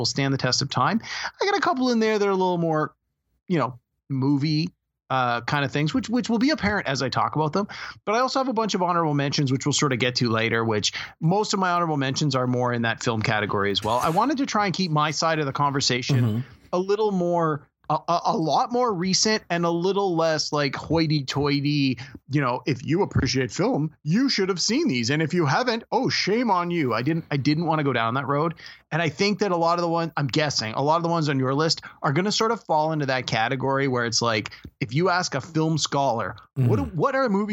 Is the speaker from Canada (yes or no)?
yes; Canada; as a Canadian